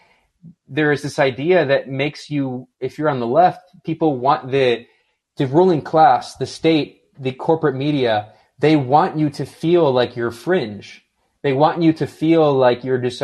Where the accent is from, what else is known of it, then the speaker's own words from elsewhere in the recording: United States; I was born and raised in the United States